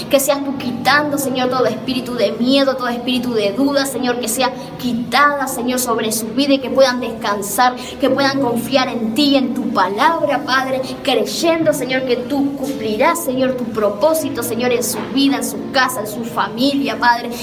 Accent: Montevideo, Uruguay; soy de Montevideo, Uruguay

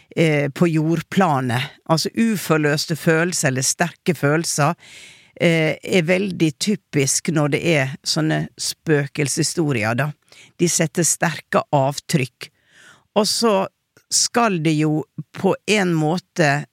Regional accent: Western Norway, Norway; Jeg er jo fra Vestlandet selv, men vi har ikke helt det ordet der hvor jeg kommer fra

